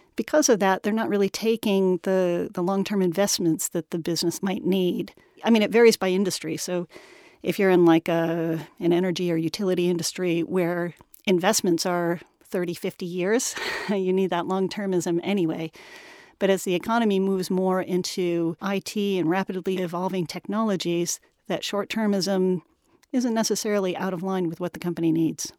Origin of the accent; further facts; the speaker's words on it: United States; moved away as an adult; also born or lived in Washington, D.C.; now in London, United Kingdom; I'm an American